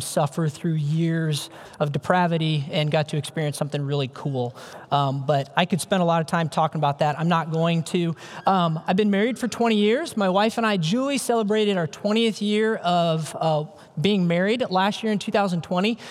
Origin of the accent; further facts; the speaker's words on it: Ames, Iowa, United States; I'm an Iowa kid, born and raised. I grew up in Ames, Iowa. That's home for me.